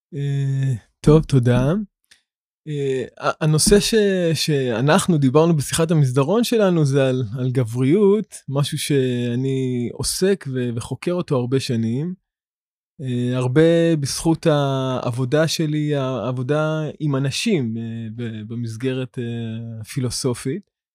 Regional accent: Ramla, Central District, Israel; גדלתי ברמלה

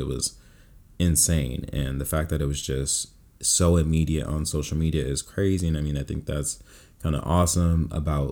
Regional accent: Bay Area, California, United States; moved away as an adult; also born or lived in Stockton, California; now in Los Angeles, United States; born and raised in California. I was born in Stockton, raised in the Bay Area, and now I'm out here in Los Angeles.

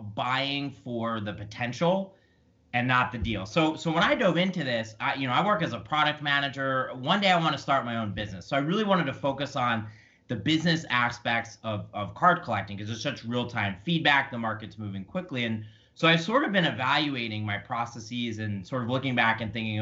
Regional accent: Philadelphia, Pennsylvania, United States; I grew up in Philadelphia

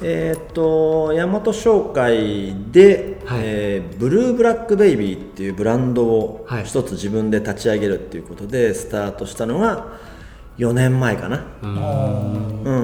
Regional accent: Shimizu, Shizuoka, Japan; also born or lived in Tokyo; 地元に帰って就職するを選択する。で、静岡清水に一回帰った

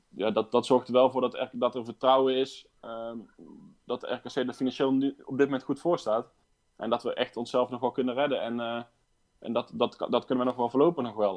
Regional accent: Raamsdonksveer, North Brabant, Netherlands; geboren en getogen in Raamsdijk

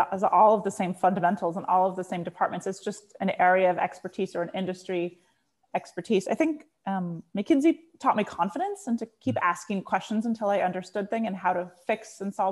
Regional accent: San Diego, California, United States; moved away; I grew up in San Diego

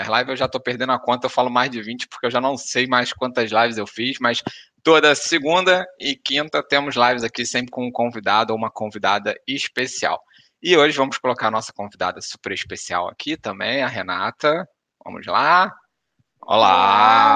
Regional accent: Rio de Janeiro, Brazil; sou carioca ali da gema

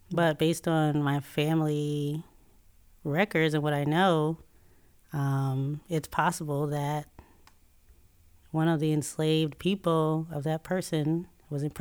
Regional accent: Chicago, Illinois, United States; born there; I, w- I was born in Chicago.

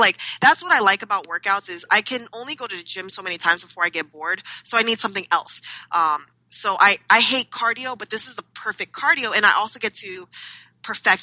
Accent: California, United States; in the early 90s, we were raised in California

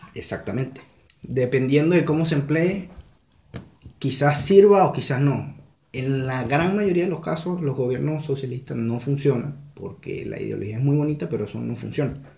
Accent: Carúpano, Sucre, Venezuela; moved away as an adult; also born or lived in Monagas, Venezuela; now in Chile; Yo, soy de Carúpano, pero en la actualidad vivía en, otro estado, en el estado Monagas

